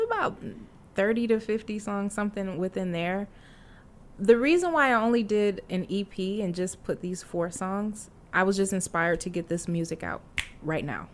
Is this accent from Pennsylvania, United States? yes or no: no; Champaign, Illinois, United States; moved away; also born or lived in Fort Dodge, Iowa / St. Charles, Missouri / Atlanta, Georgia; we moved to um, central Illinois, Champaign, Illinois